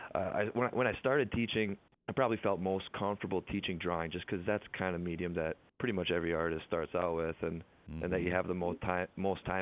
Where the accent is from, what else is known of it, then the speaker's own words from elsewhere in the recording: Mora, Minnesota, United States; also born or lived in Brookings, South Dakota; I grew up in Mora, Minnesota, about an hour northeast of St. Cloud.